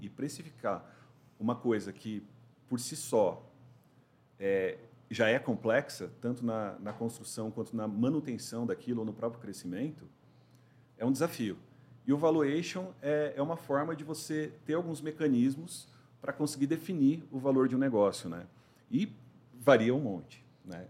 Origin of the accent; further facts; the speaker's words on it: São Paulo, Brazil; moved away as an adult; also born or lived in Santa Catarina; eu sou paulistano, 44 anos